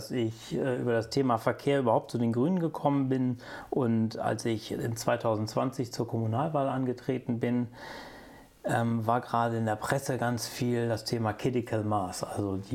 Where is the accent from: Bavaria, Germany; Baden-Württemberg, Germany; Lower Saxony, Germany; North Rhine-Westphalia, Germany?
Lower Saxony, Germany; ich bin eine Zeit lang in der Nähe von Hannover groß geworden oder habe in der Nähe von Hannover gelebt